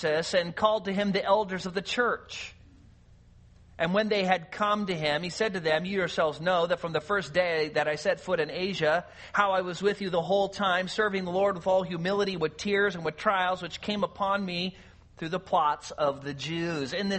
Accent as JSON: {"language": "English", "region": "California", "country": "United States", "tie": "born or raised there", "moved": "as an adult", "said": "I grew up in California"}